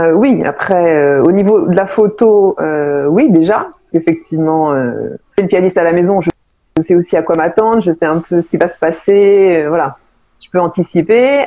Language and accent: French; Paris, Île-de-France, France; also born or lived in Seine-Saint-Denis; je suis parisienne au départ